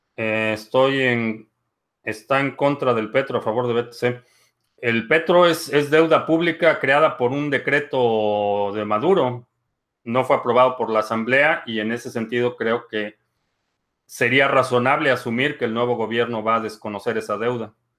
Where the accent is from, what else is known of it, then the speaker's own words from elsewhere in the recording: Mexico; como mexicanos